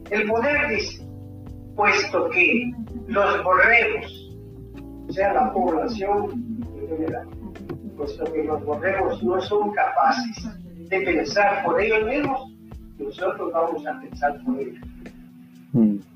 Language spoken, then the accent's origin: Spanish; Guatemala